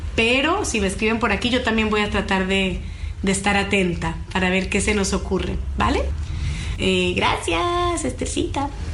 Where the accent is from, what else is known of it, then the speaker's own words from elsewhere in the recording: Bolivia; yo soy de Bolivia